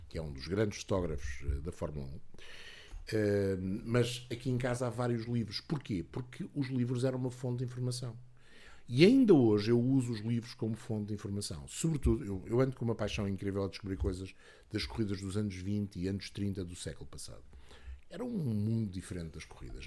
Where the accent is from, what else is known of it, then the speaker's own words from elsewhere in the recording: Lisbon, Portugal; eu quando era miúdo, vivia em Lisboa